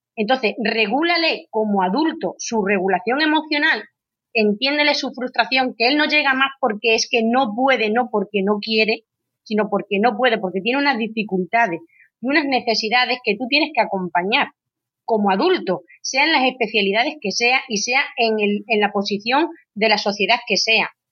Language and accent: Spanish; Badajoz, Extremadura, Spain; Yo soy de Badajoz, de Extremadura